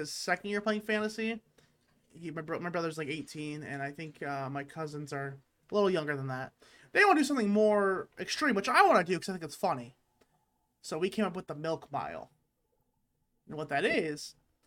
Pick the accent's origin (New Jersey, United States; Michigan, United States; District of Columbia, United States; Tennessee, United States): Michigan, United States; Detroit; I'm from Detroit